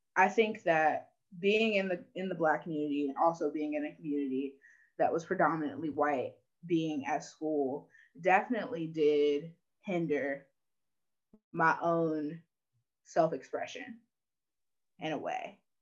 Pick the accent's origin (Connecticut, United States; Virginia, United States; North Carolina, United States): North Carolina, United States; Burlington; also born or lived in Asheville, North Carolina; I'm from Burlington, North Carolina